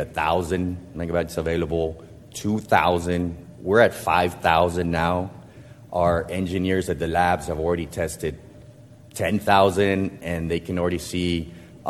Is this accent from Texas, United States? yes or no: yes; Brownsville, Texas, United States; moved away; I was born in Bronzeville, grew up here